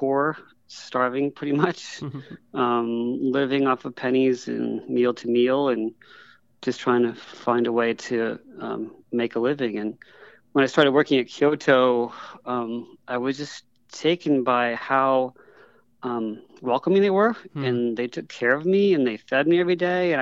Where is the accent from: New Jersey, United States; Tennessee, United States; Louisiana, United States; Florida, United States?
Florida, United States; Sarasota; moved away; also born or lived in Houston, Texas / Austin, Texas; I grew up in Sarasota, Florida, later on in Houston.